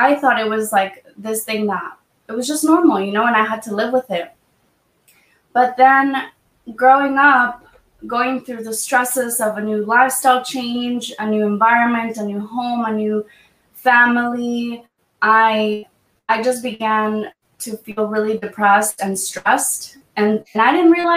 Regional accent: Half Moon Bay, California, United States; born or raised there; also born or lived in Mexico

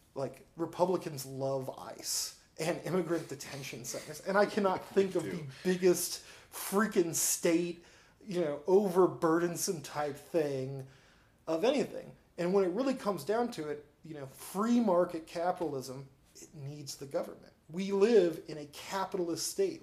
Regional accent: Peoria, Illinois, United States; also born or lived in Chicago; I was born and raised in Peoria, and I lived most of my life in Peoria

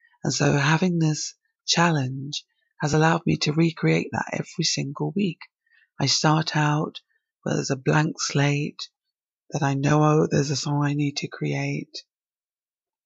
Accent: England, United Kingdom; also born or lived in Barbados; I was born in England, but I went to school, secondary school over there for a few years

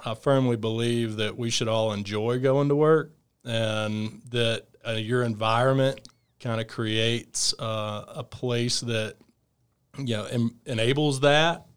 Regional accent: Fairhope, Alabama, United States; I grew up in, uh, outside of Mobile, Alabama, in a small town called Fairhope

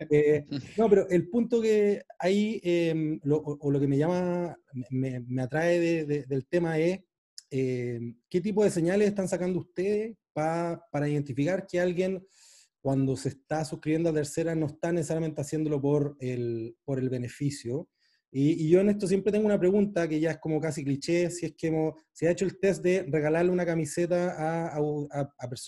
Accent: Panama; yo nací en Panamá

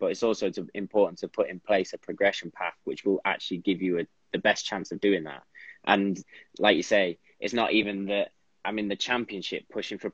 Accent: England, United Kingdom; moved away as an adult; also born or lived in Spain; being an English keeper

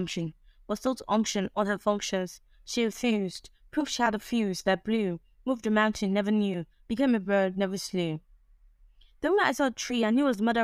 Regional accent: Nigeria; I'm proudly Nigerian, I'm proudly African.

